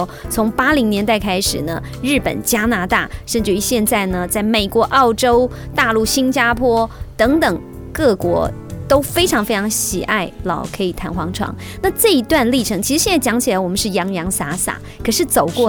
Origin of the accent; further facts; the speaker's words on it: Taoyuan, Taiwan; 特别是身为台湾人，